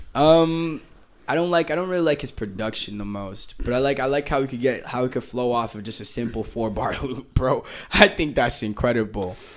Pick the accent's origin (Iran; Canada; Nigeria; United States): United States; Boston, Massachusetts; I'm from Boston